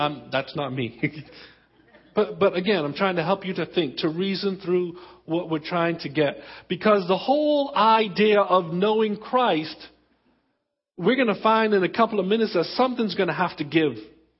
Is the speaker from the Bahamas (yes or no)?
yes; Exuma, Bahamas; also born or lived in Abaco; I was born in Baintown. I was born in the Abacos. I was raised in the Exumas.